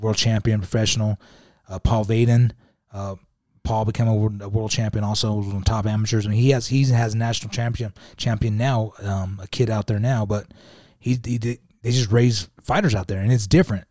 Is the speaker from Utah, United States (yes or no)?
yes; Utah, United States; I'm coming from Utah